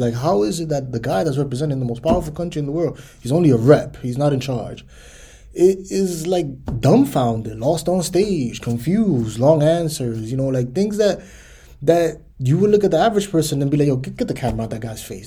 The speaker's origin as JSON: {"language": "English", "country": "United States", "tie": "born or raised there", "said": "I'm American"}